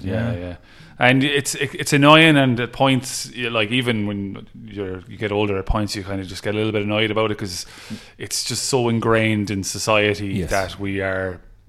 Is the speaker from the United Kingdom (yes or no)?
no; Clare, Munster, Ireland; moved away as an adult; now in Limerick, Ireland; I'm from Clare, but I'm about 20, 25 minutes.